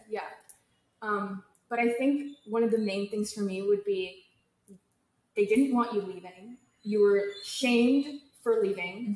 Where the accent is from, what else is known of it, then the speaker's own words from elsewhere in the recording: California, United States; I'm from California